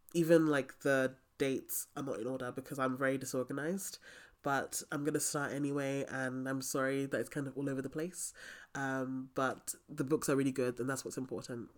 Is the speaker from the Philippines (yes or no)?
no; Nigeria; I'm Nigerian